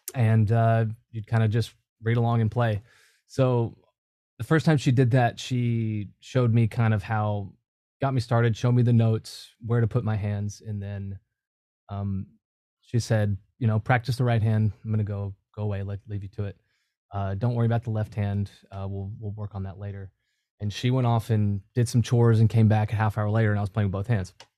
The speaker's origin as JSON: {"language": "English", "town": "Cookeville", "region": "Tennessee", "country": "United States", "tie": "born or raised there", "moved": "as an adult", "said": "my hometown. That's, uh, Cookville. It's, uh, right in between Nashville and Knoxville"}